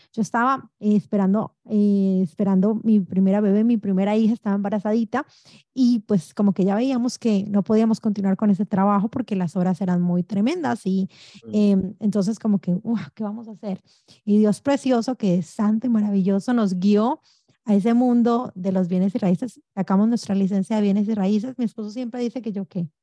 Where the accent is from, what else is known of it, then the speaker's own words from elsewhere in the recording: Colombia; also born or lived in New York / New Jersey; now in United States; mi esposo y yo nacimos en Colombia, llegamos muy jovencitos de este maravilloso país.